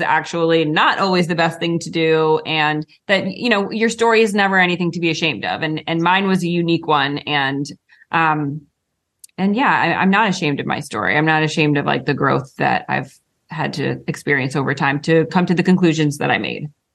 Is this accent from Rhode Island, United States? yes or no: yes; Rhode Island, United States; we grew up in Rhode Island